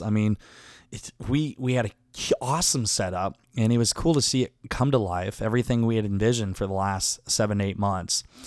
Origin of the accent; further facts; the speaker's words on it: Garnavillo, Iowa, United States; moved away; my hometown of Garnavillo, Iowa.